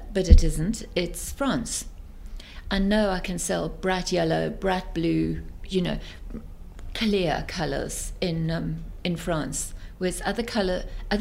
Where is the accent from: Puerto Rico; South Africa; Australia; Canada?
South Africa; moved away as an adult; also born or lived in Belgium / England; I come from South Africa.